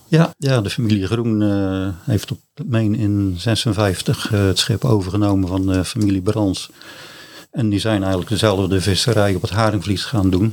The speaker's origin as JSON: {"language": "Dutch", "town": "Middelharnis", "region": "South Holland", "country": "Netherlands", "tie": "born or raised there", "also_born_or_lived": "Ouddorp", "said": "geboren en getogen in uh, Middelharnis"}